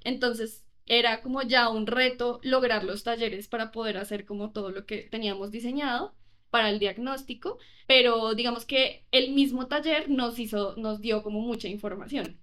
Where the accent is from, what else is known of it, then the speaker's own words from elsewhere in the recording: Colombia; yo sí creo que en Colombia manejamos un inglés mucho más americano